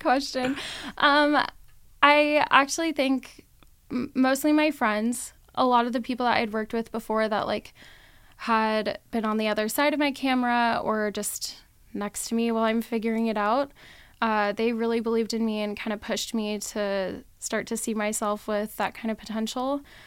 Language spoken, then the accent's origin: English; Las Vegas, Nevada, United States; also born or lived in Reno, Nevada; I am born and raised in Vegas